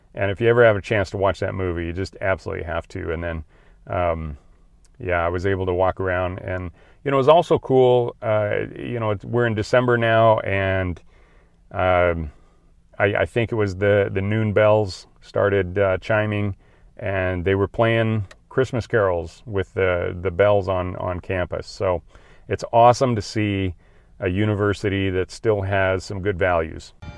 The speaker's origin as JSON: {"language": "English", "region": "Idaho", "country": "United States", "tie": "born or raised there", "said": "I grew up in Idaho"}